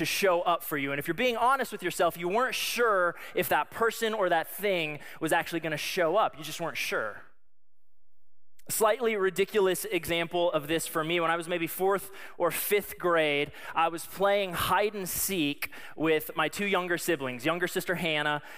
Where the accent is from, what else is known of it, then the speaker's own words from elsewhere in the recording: Colorado, United States; I grew up in Colorado